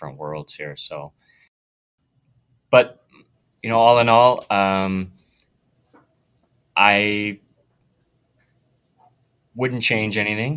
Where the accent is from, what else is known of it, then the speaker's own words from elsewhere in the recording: Wetaskiwin, Alberta, Canada; moved away as an adult; now in Camrose, Canada; I grew up not too far from Camrose. It's a place called Wetaskiwin.